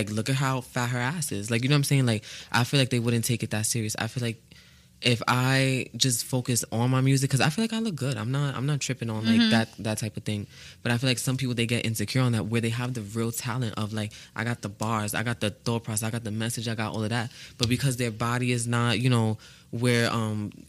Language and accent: English; New York City, New York, United States; I'm from the Bronx. I'm from the stomping grounds of hip-hop